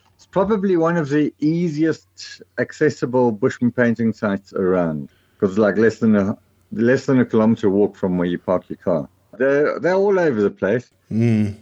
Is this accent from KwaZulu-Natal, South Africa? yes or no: yes; Stanger, KwaZulu-Natal, South Africa; moved away as an adult; now in Bulwer, South Africa; I grew up north of Durban around the Stanger area